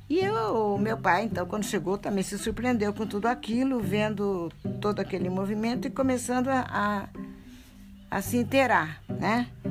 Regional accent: Lins, São Paulo, Brazil; born or raised there

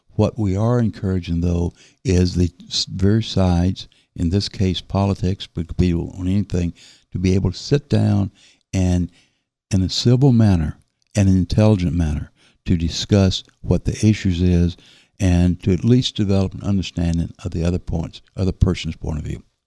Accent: the South, United States; accent: southern; now in Berkeley County, United States; my southern accent

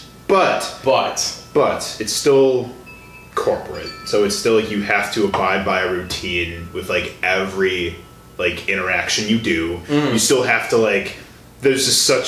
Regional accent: Illinois, United States; moved away; where I'm from in Illinois

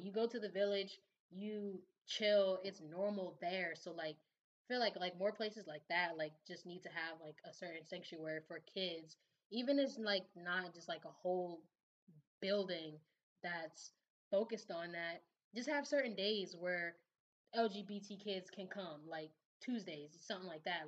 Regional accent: New Jersey, United States; now in Baltimore, United States; growing up in Jersey, you, we didn't have any

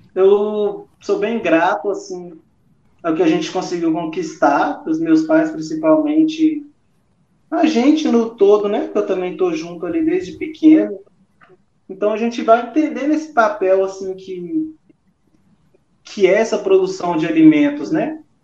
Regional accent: Zona da Mata Mineira, Minas Gerais, Brazil; also born or lived in Vale do Rio Doce, Minas Gerais; até que os meus pais foram sentados lá na zona da Mata Mineira

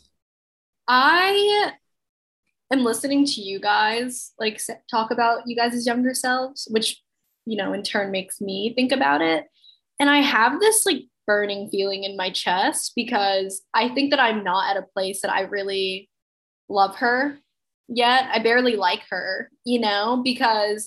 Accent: Mississippi, United States; moved away; I grew up in Mississippi

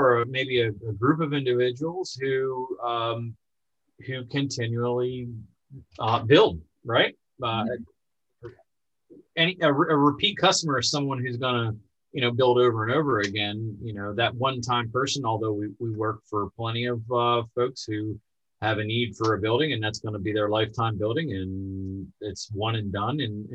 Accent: Boiling Springs, Pennsylvania, United States; also born or lived in State College; I grew up in just outside of Carlisle in Bowling Springs is where I went to high school. In fact, I still live there.

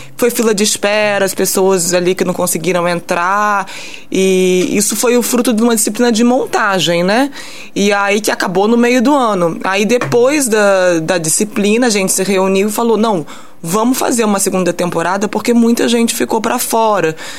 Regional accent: France; moved away as an adult; now in São João del-Rei, Brazil; eu cresci na França

